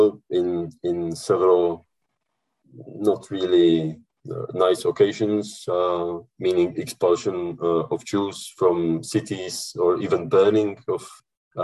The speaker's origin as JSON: {"language": "English", "region": "Bohemia", "country": "Czechia", "said": "I'm from Bohemia."}